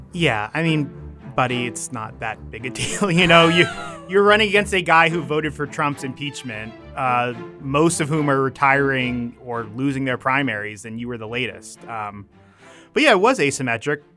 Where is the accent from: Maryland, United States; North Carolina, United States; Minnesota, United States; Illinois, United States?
Maryland, United States; I'm from Maryland. I love Maryland